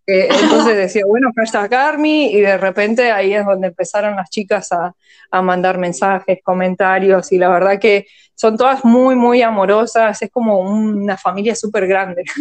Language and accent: Spanish; Argentina; born there; first language en; Spanish is a second language; also born or lived in Australia; soy taiwanesa, eh, coreana, ah. nacida en Argentina, pero viví en el exterior en Australia, o sea que, o sea, para mí mi, ah. lengua materna es como el inglés.